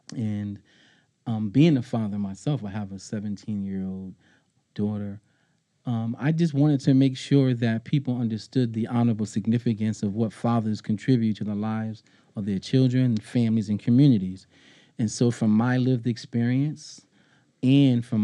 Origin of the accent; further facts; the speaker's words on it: Springfield, Massachusetts, United States; I'm a proud native of Springfield, Massachusetts